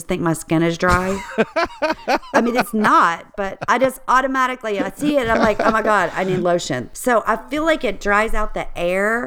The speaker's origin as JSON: {"language": "English", "town": "Baton Rouge", "region": "Louisiana", "country": "United States", "tie": "born or raised there", "also_born_or_lived": "Richmond, Virginia", "moved": "as an adult", "said": "I grew up in Louisiana in Baton Rouge"}